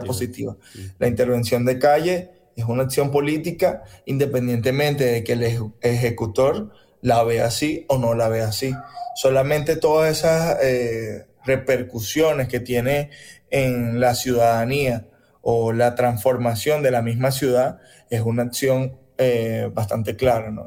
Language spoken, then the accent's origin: Spanish; Caracas, Capital District, Venezuela; also born or lived in Río Caribe, Sucre; yo nací en Caracas, pero toda mi familia por parte de papá y por parte de mamá son de Río Caribe. Yo me crié este, casi que todas las vacaciones en Río Caribe